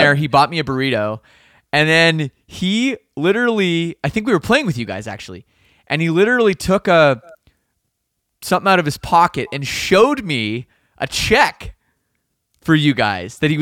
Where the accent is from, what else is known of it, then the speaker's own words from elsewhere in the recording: Canada; I'm Canadian